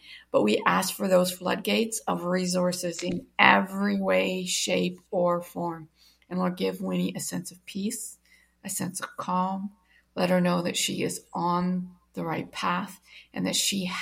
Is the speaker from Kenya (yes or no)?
no; Canada; I am Canadian